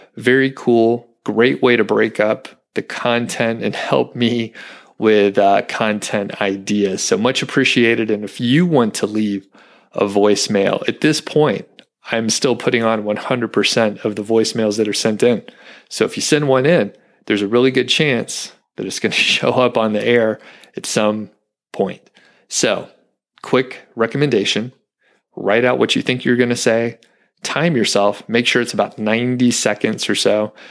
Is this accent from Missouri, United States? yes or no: no; Atlanta, Georgia, United States; moved away; I'm from the Atlanta area